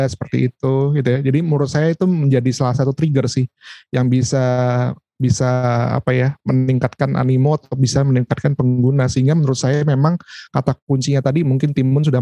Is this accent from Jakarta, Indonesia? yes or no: yes; Jakarta, Indonesia; kebetulan uh, saya besar di Jakarta meskipun lahir bukan di Jakarta.